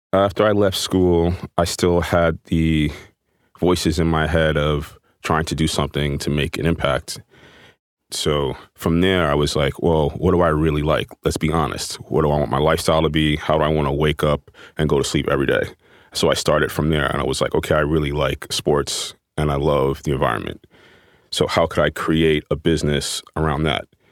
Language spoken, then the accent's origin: English; New York City, New York, United States; Growing up in Manhattan and coming out of my house and seeing the Empire State Building